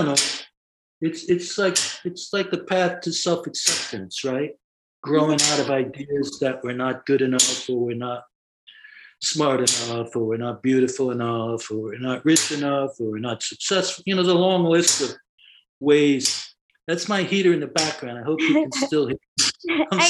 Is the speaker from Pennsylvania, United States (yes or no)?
no; New York City, New York, United States; As a kid, I grew up in the Bronx, and I grew up in an Irish Catholic neighborhood